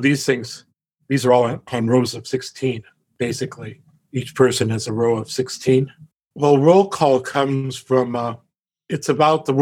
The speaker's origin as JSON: {"language": "English", "town": "Omak", "region": "Washington", "country": "United States", "tie": "born or raised there", "said": "When I grew up in Omak"}